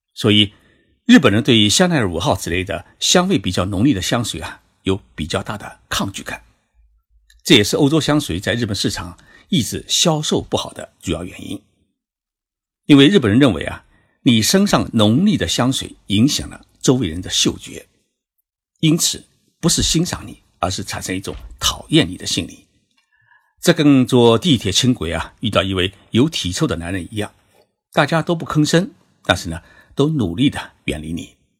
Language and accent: Chinese; China; 而我们中国人呢喜欢冲澡